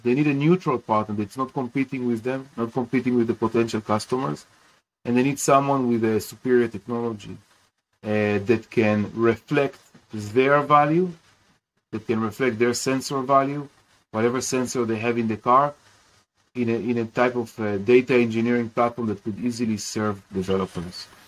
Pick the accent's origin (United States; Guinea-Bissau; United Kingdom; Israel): Israel; Kiryat Bialik, Haifa District; I grew up in Kiryat Bialik in in Israel